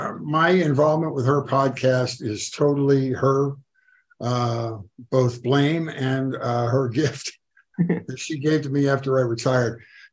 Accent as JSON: {"language": "English", "town": "Buffalo", "region": "New York", "country": "United States", "said": "I came out here from Buffalo, New York, where Weezy's from, to do stand-up."}